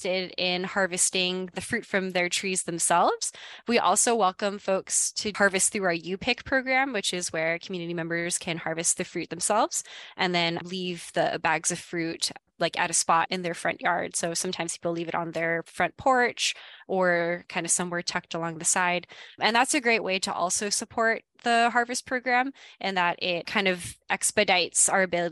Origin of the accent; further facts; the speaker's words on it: Hawaii, United States; moved away; I am originally from Hawaii, so I'm actually from out of state